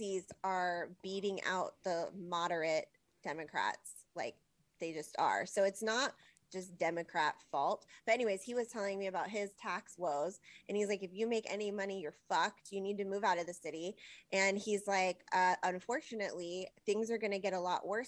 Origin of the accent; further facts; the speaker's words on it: Los Angeles, California, United States; moved away as an adult; now in Portland, United States; I'm from California, from Los Angeles area, which is also a shithole